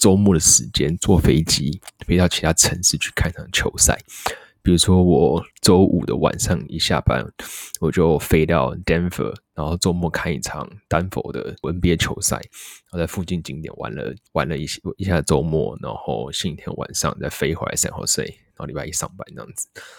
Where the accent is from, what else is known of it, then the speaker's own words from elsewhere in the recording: Taipei, Taiwan; now in Shenzhen, China; 我是台湾人，台北长大。那我现在三十岁，我大学念的是机械系。